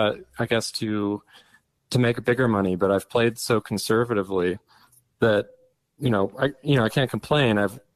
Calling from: Oregon, United States; Calling from Oregon.

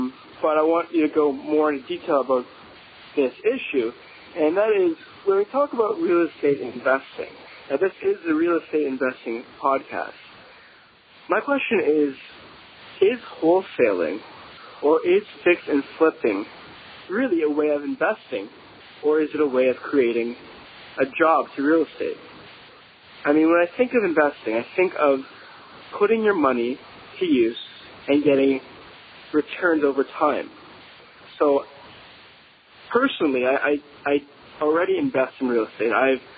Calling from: Toronto, Ontario, Canada; I'm from Toronto, Canada.

